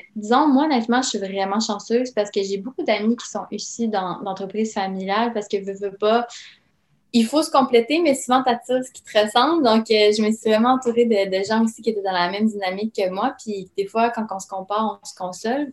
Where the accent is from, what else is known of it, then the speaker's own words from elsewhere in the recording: Quebec City, Quebec, Canada; also born or lived in Yugoslavia; on a immigré évidemment euh, à Québec en raison d'une guerre civile qui a éclaté dans mon pays natal